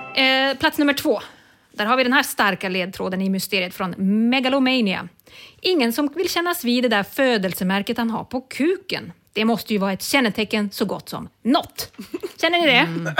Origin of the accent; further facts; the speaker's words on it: Umeå, Västerbotten County, Sweden; I Umeå, där jag kommer ifrån, fanns inget IKEA förrän 2016